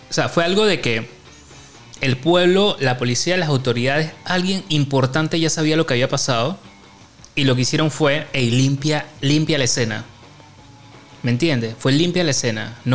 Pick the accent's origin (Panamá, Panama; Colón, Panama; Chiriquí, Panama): Panamá, Panama; Chepo, Panama; O sea, no es de Panamá, sino es de. O sea, nosotros somos de Chepo y, el man llegó de la ciudad.